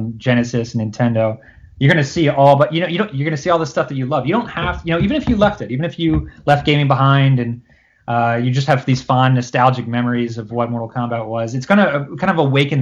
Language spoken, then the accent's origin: English; Cherry Hill, New Jersey, United States; I grew up in Cherry Hill, which is a town in South Jersey